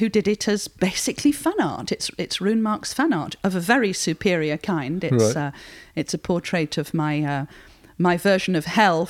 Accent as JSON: {"language": "English", "town": "Barnsley", "region": "Yorkshire and the Humber", "country": "United Kingdom", "tie": "born or raised there", "said": "I was born in Barnsley, 12 miles away, and I've always lived in Yorkshire apart from being at university."}